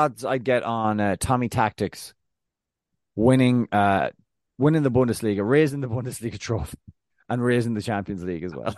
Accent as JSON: {"language": "English", "country": "Ireland", "said": "I'm Irish"}